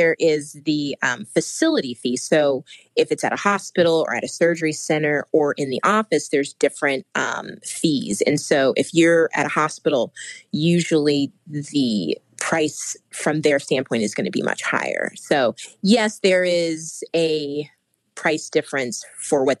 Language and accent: English; Midwest, United States; I'm from the Midwest, so my dad and my brothers fished and hunted.